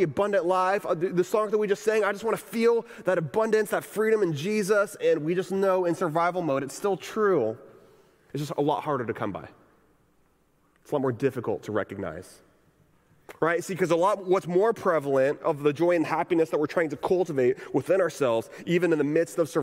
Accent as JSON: {"language": "English", "region": "Texas", "country": "United States", "tie": "born or raised there", "moved": "yes", "lives_now": "Orlando, United States", "said": "I grew up in Texas"}